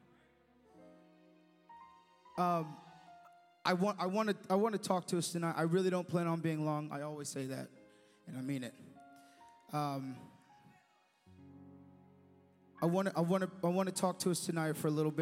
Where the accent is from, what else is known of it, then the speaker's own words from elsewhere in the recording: United States; an American citizen